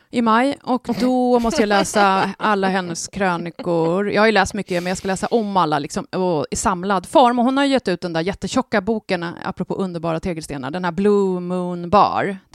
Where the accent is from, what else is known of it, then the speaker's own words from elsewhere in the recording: Värmland, Sweden; accent: Värmlandic; Jag tycker jag pratar klockren värmländska.